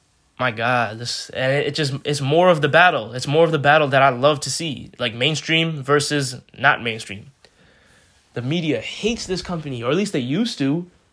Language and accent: English; India; Such a weird way to say it. I'm Indian too. I could get it right.